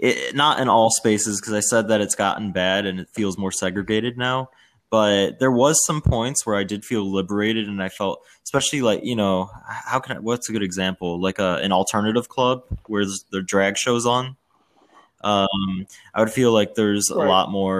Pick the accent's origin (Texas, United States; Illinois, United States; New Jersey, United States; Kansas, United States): Illinois, United States; suburb outside of Chicago; also born or lived in Washington, D.C.; I was born in DC, but then, you know, grew up in a suburb outside of Chicago that was pretty white